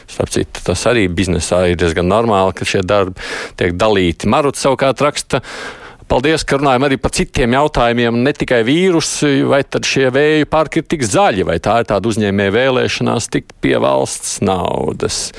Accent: Pienava, Tukums Municipality, Latvia; tāpēc, ka es pats esmu no Pienavas.

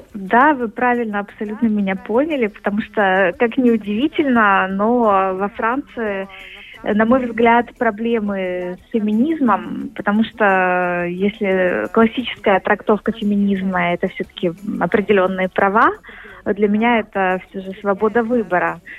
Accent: Kyiv, Ukraine; moved away as an adult; now in Paris, France; я родилась в Киеве и на самом деле уже не возвращалась туда два года

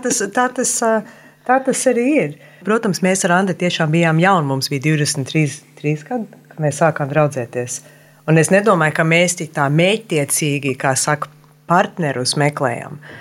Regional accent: Wilmington, Delaware, United States; moved away as an adult; also born or lived in Philadelphia, United States; now in Latvia; es uzaugu Vilmingtonā, Delavērā

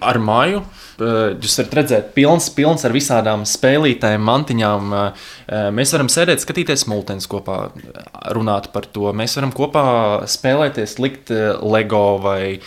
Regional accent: Latvia; Mēs esam šeit dzimuši

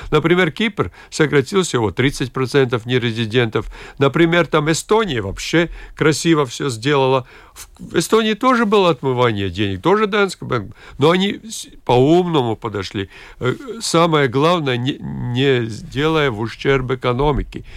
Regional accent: Latgale, Latvia; в моей любимой Латгалии, откуда я родом

